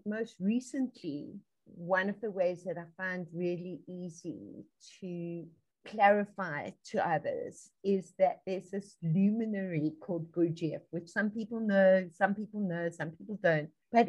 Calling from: Johannesburg, Gauteng, South Africa; I'm tuning in from Johannesburg, South Africa, on the African continent, way across the ocean from you, and yet right together.

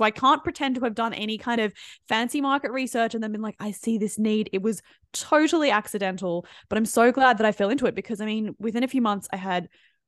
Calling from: Sydney, New South Wales, Australia; I'm tuning in from Sydney, Australia.

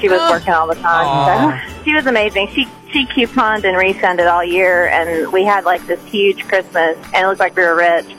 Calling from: Rogers, Arkansas, United States; This is … from Rogers.

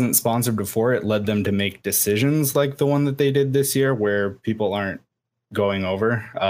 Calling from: Iowa, United States; I'm from Iowa.

